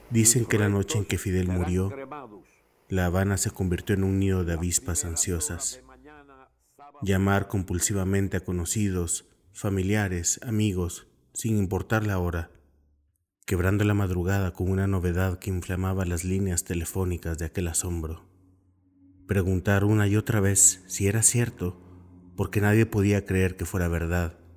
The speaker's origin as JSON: {"language": "Spanish", "country": "Guatemala", "said": "Vengo de Guatemala, uno de esos países que fueron paraísos de la ultraderecha militarista y que la Guerra Fría unió karmáticamente"}